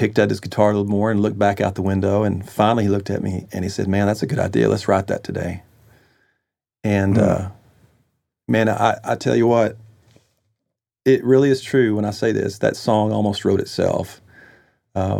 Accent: Texas, United States; moved away as an adult; now in Nashville, United States; I was from Texas

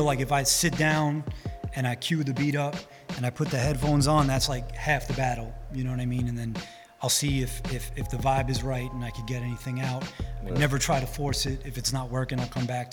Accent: New York City, New York, United States; being that I'm from Rockaway Beach, the Summer Classics basketball tournament is so much wrapped into the community that I grew up

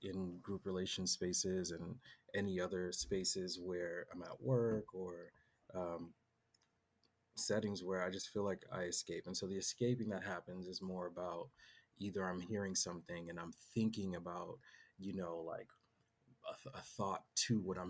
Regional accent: Boston, Massachusetts, United States; moved away; also born or lived in San Diego; I grew up in Boston

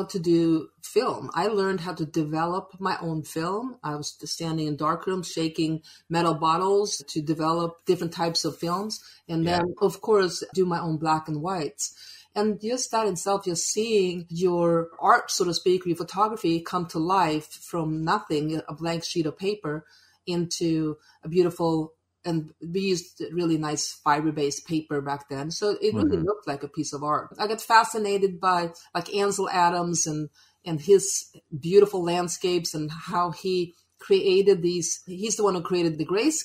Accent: Sweden; now in United States; I'm originally from Sweden.

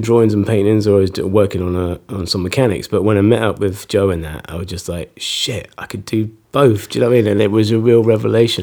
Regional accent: Fort William, Scotland, United Kingdom; moved away as an adult; also born or lived in Nottingham / Edinburgh / London; I was sort of born in Nottingham, went to Scotland with my folks when I was about six. Grew up in Fort William

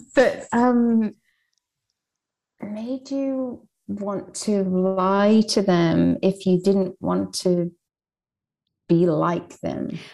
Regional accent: Ireland; I was raised in Ireland

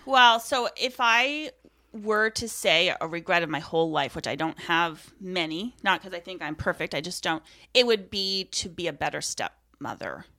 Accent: Aroostook County, Maine, United States; I am from Aroostook County, from the same town that Amy is from. We grew up in the same church

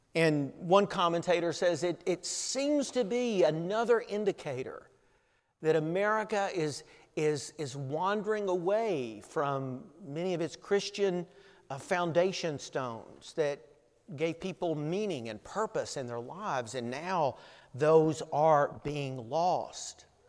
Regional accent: Tennessee, United States; moved away; we lived growing up in Tennessee

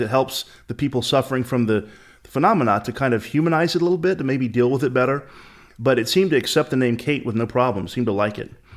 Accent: the American South, United States; as a Southerner

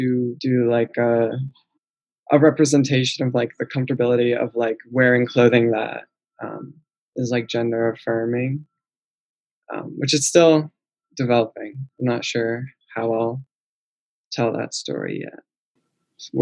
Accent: Jericho, Vermont, United States; I grew up in Vermont on a farm in a French Canadian family.

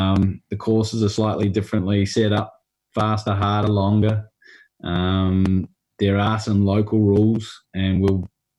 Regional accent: New Zealand; accent: New Zealand; Apparently, the New Zealand accent was voted the most sexy accent in the world, but I'd say I've lost my New Zealand accent about 10 years ago.

